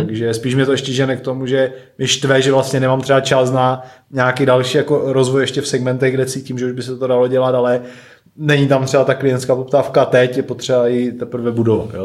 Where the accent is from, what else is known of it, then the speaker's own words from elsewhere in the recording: Klimkovice, Moravian-Silesian Region, Czechia; also born or lived in České Budějovice; z Ostravy, respektive z Klimkovic, odkud pocházím